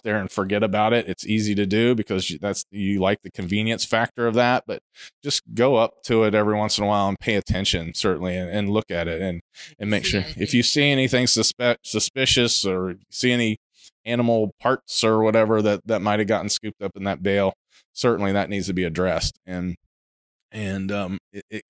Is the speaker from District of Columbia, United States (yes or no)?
no; Ohio, United States; moved away; I grew up in Ohio. I grew up in the Midwest.